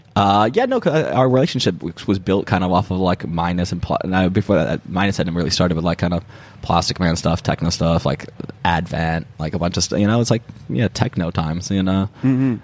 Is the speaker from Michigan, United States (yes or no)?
yes; Kalamazoo, Michigan, United States; also born or lived in Detroit; I'm from Kalamazoo originally. That's the city I was I was oh, born in, right. and then but I had moved. we had just moved to Detroit